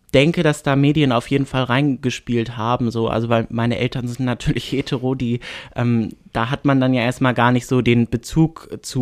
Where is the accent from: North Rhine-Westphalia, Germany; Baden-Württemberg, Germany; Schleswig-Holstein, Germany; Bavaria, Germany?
Schleswig-Holstein, Germany; Bad Oldesloe area; in Bagde Heide in meiner Heimatstadt